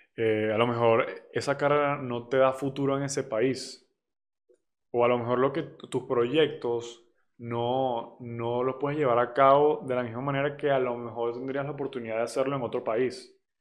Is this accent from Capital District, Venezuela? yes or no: no; Barquisimeto, Lara, Venezuela; now in Mexico; Yo nací en Barquisimeto, Venezuela. Actualmente vivo en México y tengo 19 años.